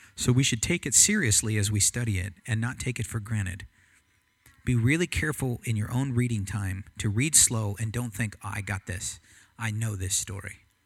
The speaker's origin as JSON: {"language": "English", "country": "United States", "said": "I'm American"}